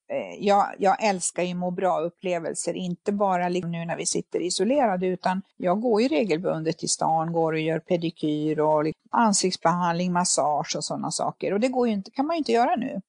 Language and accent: Swedish; Finland; moved away; jag är ju född i Finland, uppvuxen med bastu.